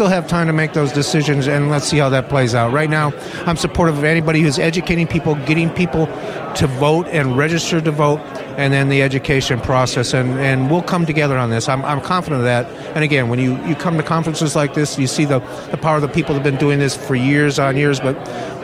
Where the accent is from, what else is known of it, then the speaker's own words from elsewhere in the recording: San Jose, California, United States; San Jose, my hometown